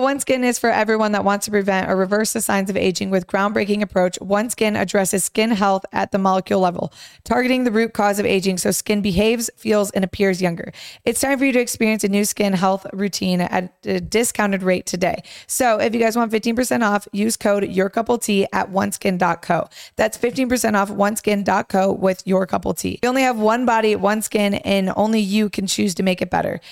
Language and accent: English; Romeo, Michigan, United States; I grew up in Romeo